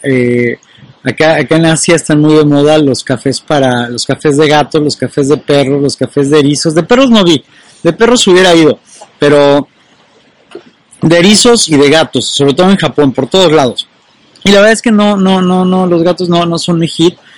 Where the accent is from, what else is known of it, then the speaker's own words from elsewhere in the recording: Mexico; en mi país, en México